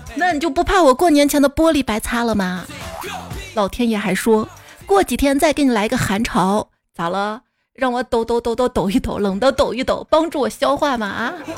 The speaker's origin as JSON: {"language": "Chinese", "town": "Xi'an", "region": "Shaanxi", "country": "China", "said": "我是西安人，长这么大是第一次去大雁塔，到现在还没上过钟楼呢"}